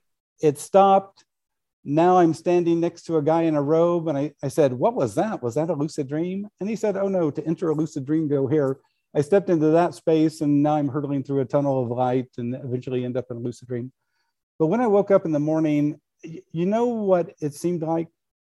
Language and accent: English; Midwest, United States; I grew up in the Midwest. In our family, we never had alcohol in the house.